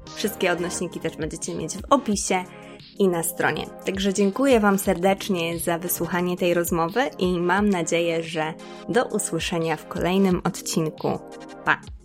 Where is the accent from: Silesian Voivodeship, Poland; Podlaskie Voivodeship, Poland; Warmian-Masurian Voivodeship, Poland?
Podlaskie Voivodeship, Poland; Czarna Białostocka; also born or lived in Białystok; ja się wychowałam w Czarnej Białostockiej